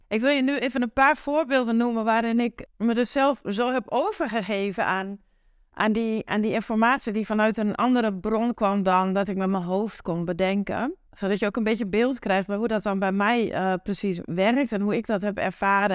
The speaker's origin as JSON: {"language": "Dutch", "area": "Twente countryside", "region": "Overijssel", "country": "Netherlands", "accent": "Twents", "said": "waar ik vandaan kom, uh, het Twentse platteland. Dat hoor je vast wel in mijn accent"}